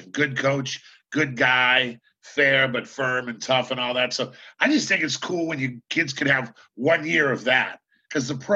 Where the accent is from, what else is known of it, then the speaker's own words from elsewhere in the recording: Baltimore, Maryland, United States; He likes the Ravens. I'm from Baltimore, Ed Reed.